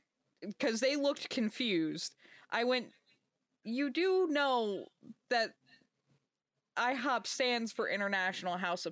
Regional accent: New Jersey, United States; growing up in Jersey

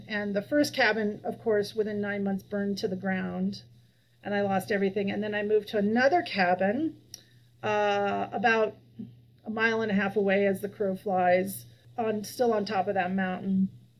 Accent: Colorado, United States; also born or lived in Nevada / California / Hawaii; I was born in Nevada, then we moved to California, then we moved to Colorado. Then we moved to Hawaii. That was our overseas tour. We could have gone to Belgium, but no, we went to Hawaii. And then I moved back to Colorado.

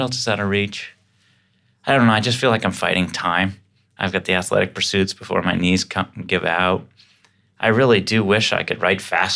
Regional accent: Boston, Massachusetts, United States; I grew up in Dorchester, Mass. So anytime I could say wicked, I'm stoked

